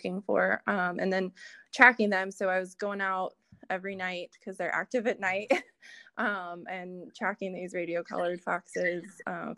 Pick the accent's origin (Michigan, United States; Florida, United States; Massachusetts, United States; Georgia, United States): Georgia, United States; growing up in Georgia